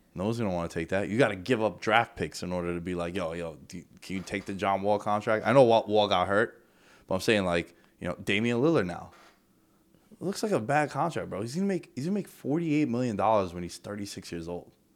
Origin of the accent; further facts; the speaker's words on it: New York, United States; as a New Yorker